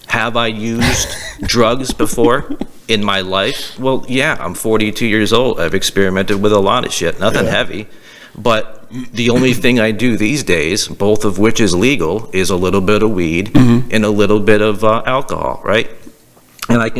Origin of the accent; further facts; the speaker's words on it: Massachusetts, United States; we're from Massachusetts